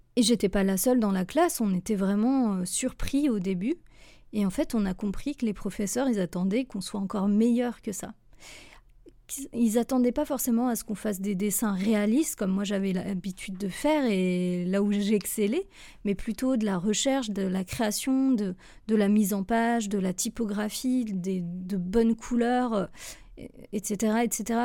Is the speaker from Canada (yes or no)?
no; France; moved away as an adult; also born or lived in Switzerland; en tant que Française